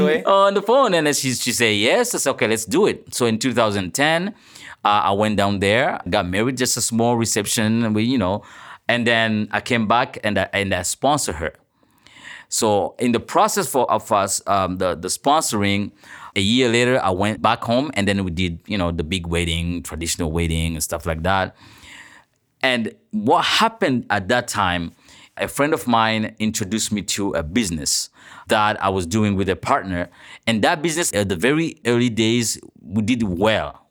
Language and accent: English; Burundi; moved away as an adult; now in Toronto, Canada; I'm a journalist from Burundi